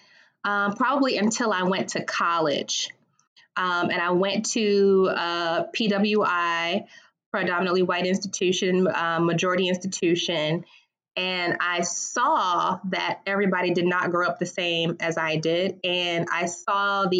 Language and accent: English; Washington, District of Columbia, United States; I have a little bit of a unique experience growing up in the Washington, D.C. area